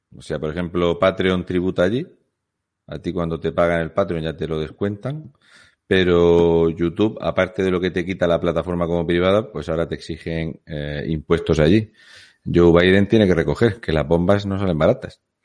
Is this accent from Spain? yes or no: yes; Asturias, Spain; yo vengo de Asturias